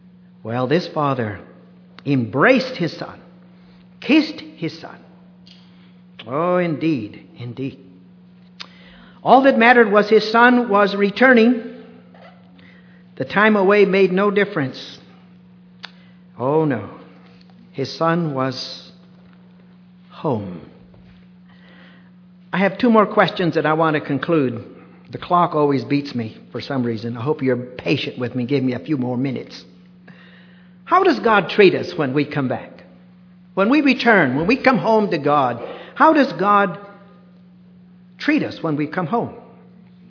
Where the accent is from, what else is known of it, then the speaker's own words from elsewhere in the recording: United States; we're a little colder here, unfortunately, in the United States